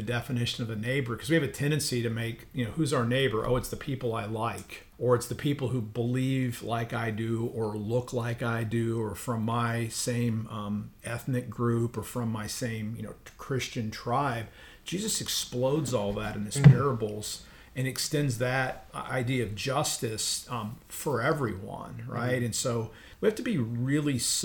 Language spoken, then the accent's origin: English; Ohio, United States; I grew up in Ohio